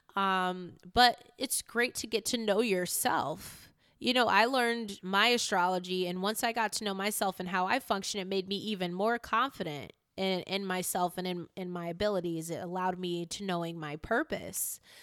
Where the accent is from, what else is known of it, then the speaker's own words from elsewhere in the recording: Newington, Connecticut, United States; also born or lived in Hartford, Connecticut; My school was in Newington as well as the apartment that I stayed in with my mom was at Newington